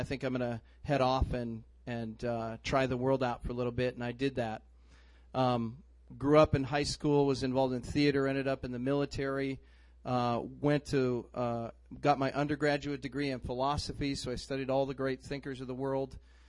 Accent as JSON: {"language": "English", "town": "Fargo", "region": "North Dakota", "country": "United States", "tie": "born or raised there", "also_born_or_lived": "North Carolina", "lives_now": "Twin Cities, United States", "said": "I was born in North Carolina. We moved to Fargo, North Dakota. Anybody seen the movie? Know anything about Fargo? I've lost my accent since I moved to the Twin Cities."}